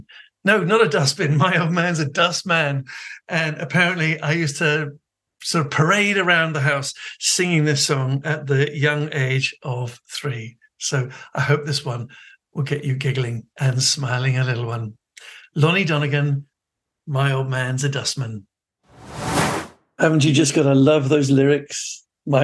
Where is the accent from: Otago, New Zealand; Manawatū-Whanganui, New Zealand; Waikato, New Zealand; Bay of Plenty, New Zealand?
Waikato, New Zealand; Mangakino; born there; I was born in Mangakino in the North Island of New Zealand. Actually, in 1960, it was just a shanty town.